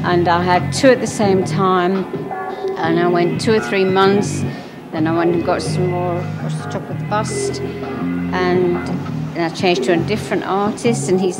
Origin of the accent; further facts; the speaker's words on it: England, United Kingdom; I'm from England